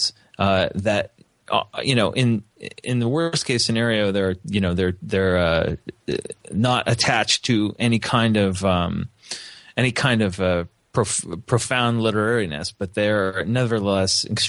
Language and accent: English; New Jersey, United States; also born or lived in Missoula, Montana; now in Upstate New York, United States; I grew up in New Jersey, in a stable and intelligent family that encouraged my interests